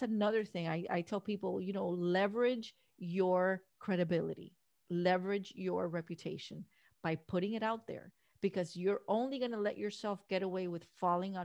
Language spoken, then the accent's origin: English; Miami, Florida, United States; Born and raised in Miami, we don't have mountains here.